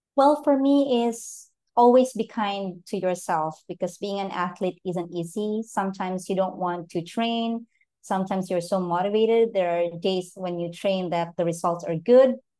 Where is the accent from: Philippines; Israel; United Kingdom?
Philippines; I'm from the Philippines